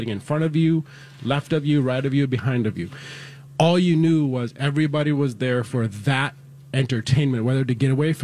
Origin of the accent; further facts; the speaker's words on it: Mississippi, United States; moved away as an adult; also born or lived in India; now in Minnesota, United States; from India to Mississippi, I grew up in Mississippi, graduated high school there, moved to Minnesota in 97